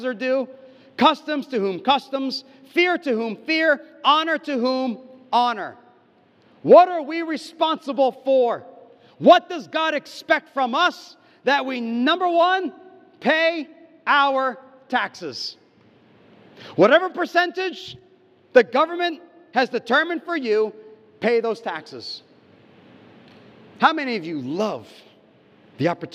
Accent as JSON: {"language": "English", "country": "United States", "moved": "yes", "lives_now": "Indonesia", "said": "my home country, the United States"}